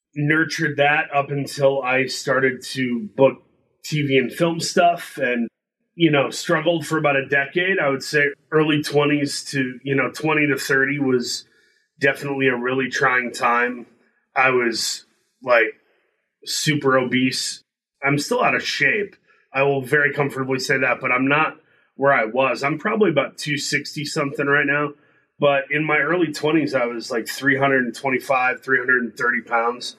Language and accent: English; Midwest, United States; I grew up in the Midwest